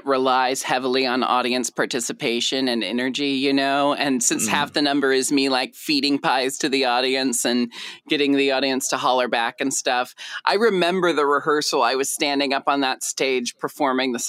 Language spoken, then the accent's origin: English; Portland, Oregon, United States; moved away as an adult; I always knew I was going to move back to Portland, Oregon someday.